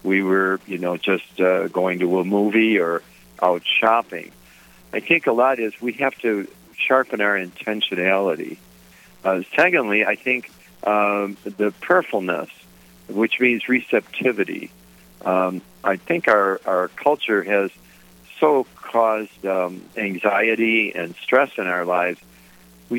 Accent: Detroit, Michigan, United States; my family, where I grew up in Detroit, we were very ordinary folks

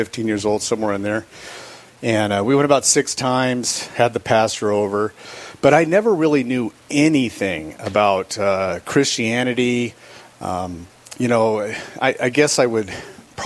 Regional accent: California, United States; now in Rapid City, United States; I grew up in California. I was born and raised in California.

